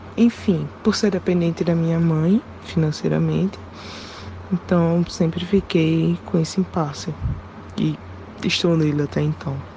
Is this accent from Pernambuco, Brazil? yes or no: yes; Pernambuco, Brazil; sou do Pernambuco